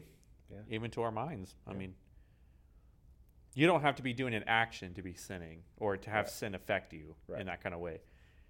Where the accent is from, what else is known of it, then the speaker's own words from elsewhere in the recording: Riverside, California, United States; born there; I was born in California, Riverside. Born on an Air Force base.